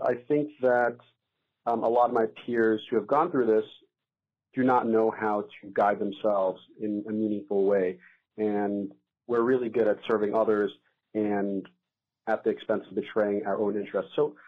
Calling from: New York City, New York, United States; I'm from New York City.

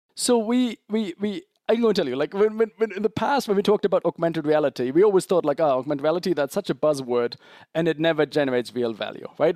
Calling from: Zurich, Switzerland; I'm calling from, from Zurich, Switzerland

